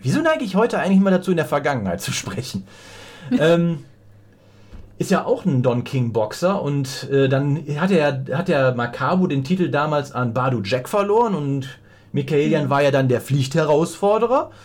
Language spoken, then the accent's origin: German; Rhineland, Germany; dass ich aus dem Rheinland komme